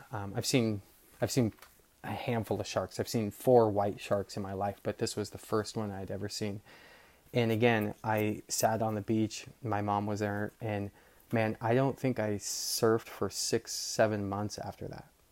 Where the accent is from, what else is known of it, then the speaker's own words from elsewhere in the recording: Marin, California, United States; I grew up surfing in Marin